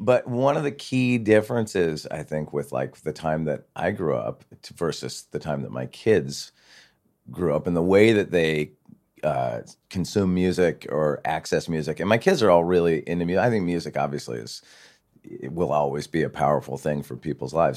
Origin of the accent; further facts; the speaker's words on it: Santa Barbara, California, United States; I grew up in Santa Barbara, so not, not too far away from here